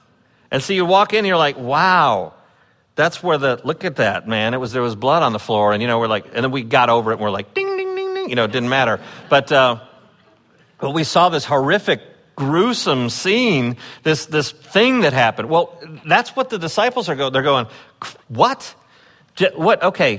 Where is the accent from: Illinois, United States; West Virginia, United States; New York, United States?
Illinois, United States; Chicago; when I grew up in the Chicago area, it was like an era of video games.